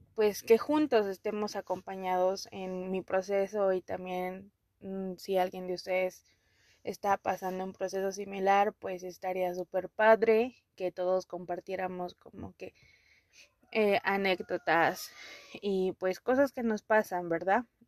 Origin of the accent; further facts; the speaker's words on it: Puebla, Mexico; yo me siento más poblana que la china poblana y eso nadie me lo quita.